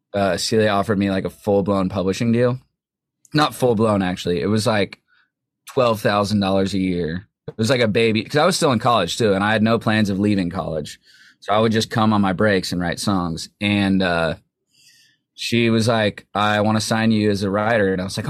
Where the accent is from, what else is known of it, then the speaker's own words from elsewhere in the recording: Buffalo, New York, United States; moved away; I'm from Buffalo, New York.